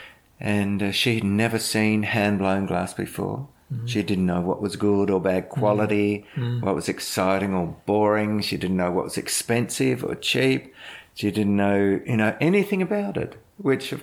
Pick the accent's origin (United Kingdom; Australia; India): Australia; South Australia; moved away; I was South Australian